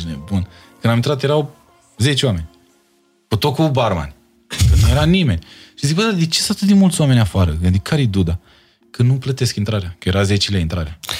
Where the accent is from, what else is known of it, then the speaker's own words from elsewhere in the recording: Bacău, Bacău County, Romania; moved away as an adult; now in Bucharest, Romania; Dacă am venit de la Bacău